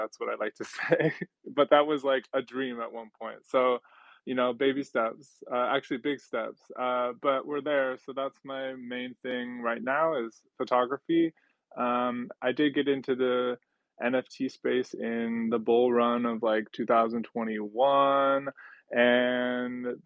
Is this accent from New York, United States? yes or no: yes; New York City, New York, United States; I am an artist from Brooklyn, New York